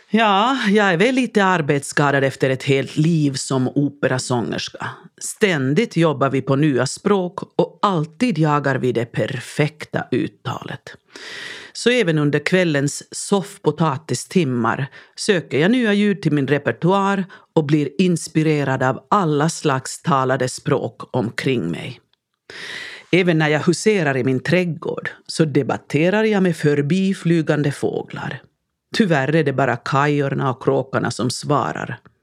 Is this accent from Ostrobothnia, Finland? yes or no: no; Lahti, Päijät-Häme, Finland; accent: Finnish accent (svenska med finsk brytning); first language Finnish; Swedish is a second language; moved away as an adult; also born or lived in Sweden / Helsinki capital region; mitt tonårsjag hemma i Lahtis hade vetat att jag en dag ska bo och studera i Sverige